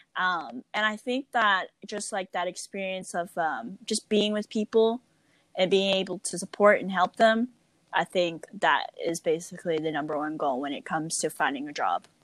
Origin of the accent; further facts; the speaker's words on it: United States; I'm very privileged that I was born in America